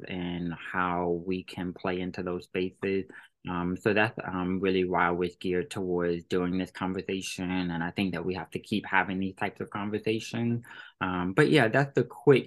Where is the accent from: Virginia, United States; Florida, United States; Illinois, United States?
Virginia, United States; moved away; we're both 757